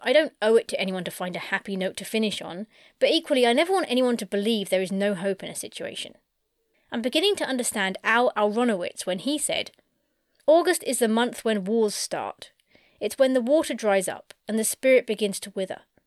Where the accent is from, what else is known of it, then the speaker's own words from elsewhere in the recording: United Kingdom; I'm British